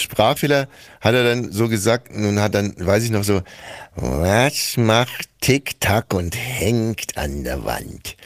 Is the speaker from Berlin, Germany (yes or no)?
yes; Berlin, Germany; wir als Berliner